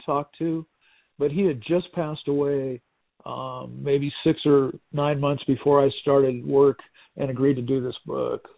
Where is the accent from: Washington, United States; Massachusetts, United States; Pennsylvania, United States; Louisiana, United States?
Washington, United States; Seattle; my hometown of Seattle